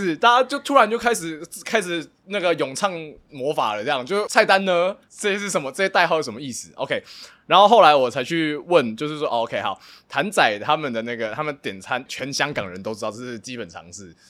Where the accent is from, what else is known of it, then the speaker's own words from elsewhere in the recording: Taiwan; moved away; 作为一个台湾人